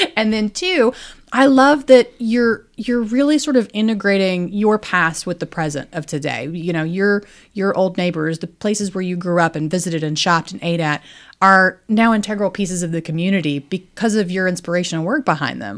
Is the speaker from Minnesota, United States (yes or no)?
no; Danville, Virginia, United States; I grew up in Danville, so right down the road.